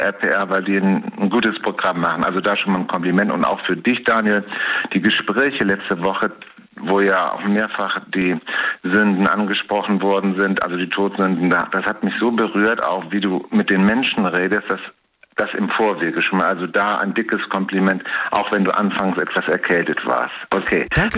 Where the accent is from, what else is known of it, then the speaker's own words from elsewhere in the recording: Hamburg, Germany; now in Cologne, Germany; Ich komme gebürtig aus Hamburg.